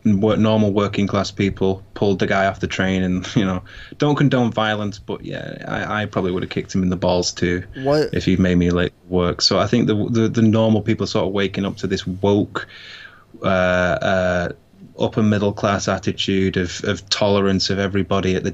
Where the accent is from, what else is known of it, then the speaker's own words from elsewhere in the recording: United Kingdom; we're British